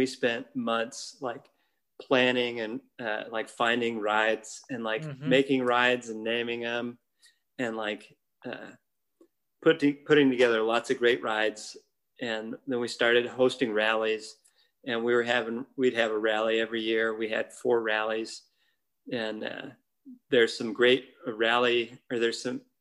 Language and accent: English; Nebraska, United States; I'm from Nebraska